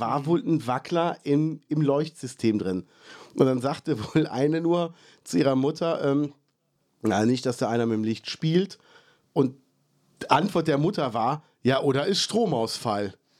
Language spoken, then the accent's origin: German; Ruppichteroth, North Rhine-Westphalia, Germany; also born or lived in Cologne; so ein Heimatgefühl habe ich eigentlich nur hier.